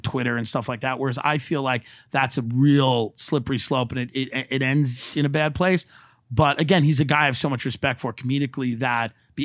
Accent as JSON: {"language": "English", "area": "Long Island", "region": "New York", "country": "United States", "moved": "yes", "said": "I'm from Long Island"}